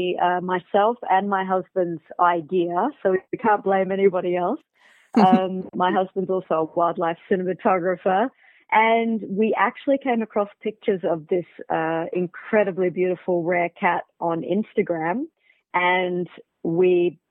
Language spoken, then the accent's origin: English; Australia; now in South Africa; I am originally from Australia, but based in Africa.